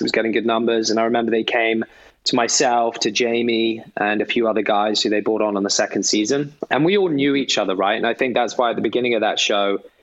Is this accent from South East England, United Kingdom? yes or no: no; Gloucestershire, South West England, United Kingdom; also born or lived in London / Eton; I was born in London, um, but then soon after uh, moved down to the countryside to Gloucestershire